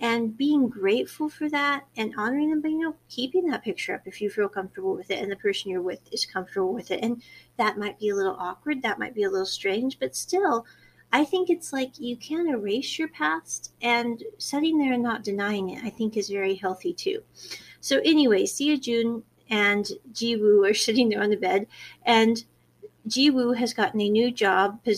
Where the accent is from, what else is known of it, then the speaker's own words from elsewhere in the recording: United States; I was born in America